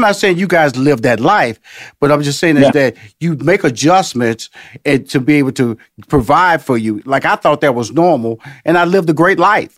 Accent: Houston, Texas, United States; I came from Fifth Ward

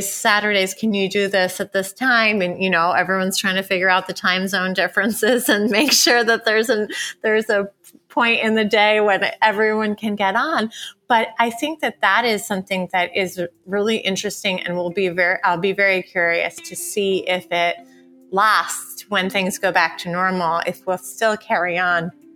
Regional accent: Ithaca, New York, United States; moved away; I have my same best girlfriends that I grew up with in Ithaca, New York

